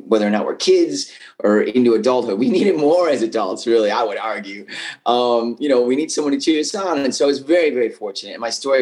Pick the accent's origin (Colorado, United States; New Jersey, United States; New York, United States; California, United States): New York, United States; Buffalo; moved away as an adult; also born or lived in Cleveland, Ohio; I was from Buffalo